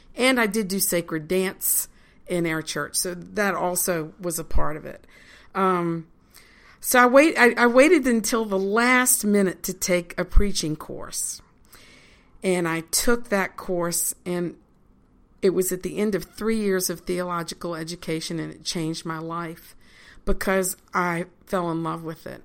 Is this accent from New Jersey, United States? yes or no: no; Richmond, Virginia, United States; moved away as an adult; now in Lancaster, United States; Virginia is where I'm from.